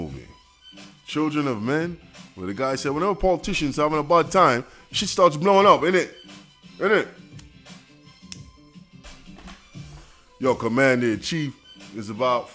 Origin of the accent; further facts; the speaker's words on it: New York City, New York, United States; I'm from Brooklyn, Flatbush.